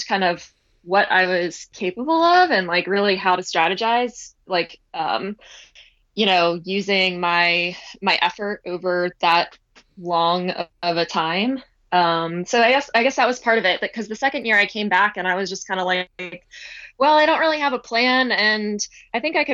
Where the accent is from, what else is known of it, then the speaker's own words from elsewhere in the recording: near the start of the JFK 50 Mile, Maryland, United States; I grew up about like a mile from the starting line of the race